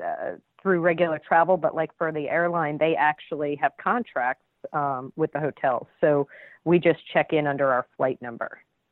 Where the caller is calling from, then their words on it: Charleston, South Carolina, United States; So right now I'm actually calling from Charleston, South Carolina. I'm an Air Force reservist out here.